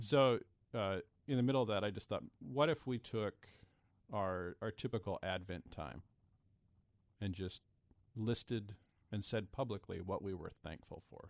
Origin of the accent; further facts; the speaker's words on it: Pullman, Washington, United States; also born or lived in Lansing, Michigan / Cedarville, Ohio / Tacoma, Washington; I was born in Pullman